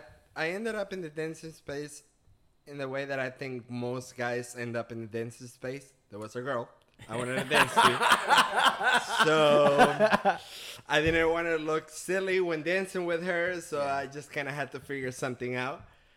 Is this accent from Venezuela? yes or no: yes; Venezuela; English is a second language; now in United States; I'm originally from Venezuela. I've been in the States for the past 11 years.